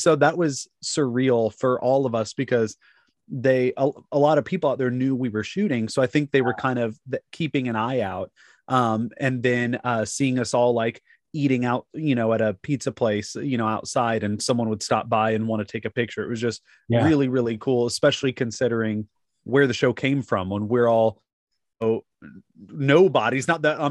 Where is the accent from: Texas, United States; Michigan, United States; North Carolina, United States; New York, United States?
Texas, United States; Fort Worth; also born or lived in Arlington, Texas / Los Angeles; Yes. Yeah. I was born in Arlington, and then lived in Fort Worth to my life. Other than I spent about 10 years on and off out in LA, from my teens into my early 20s. But for the most part, I've lived in Fort Worth my whole life.